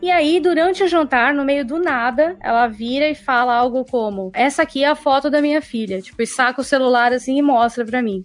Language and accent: Portuguese; Brazil; eu sou brasileira